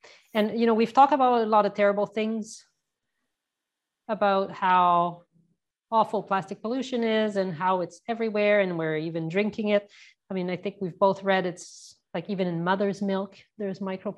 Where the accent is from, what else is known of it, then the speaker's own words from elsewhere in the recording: Canada; I mean, I'm Canadian. I like the idea of a tax here.